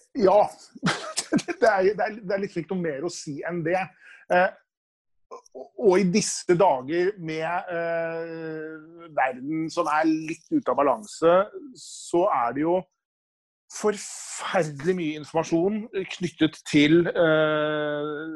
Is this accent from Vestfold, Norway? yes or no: yes; Nøtterøy, Vestfold, Norway; når jeg vokste opp da, på Nøtterøy på 70-tallet